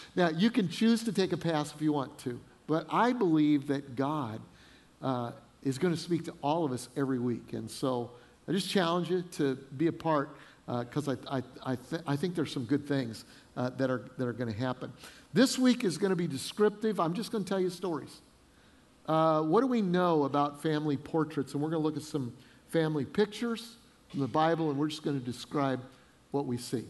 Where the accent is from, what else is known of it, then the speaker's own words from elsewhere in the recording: Denver, Colorado, United States; moved away as an adult; also born or lived in Fort Collins, Colorado / Freeport, Illinois; now in South Carolina, United States; I grew up in Denver